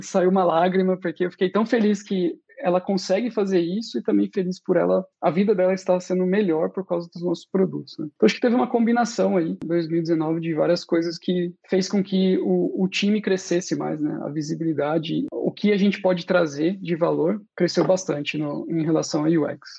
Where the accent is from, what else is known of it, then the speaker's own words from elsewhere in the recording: Brazil; moved away as an adult; now in Austria; eu sou do Brasil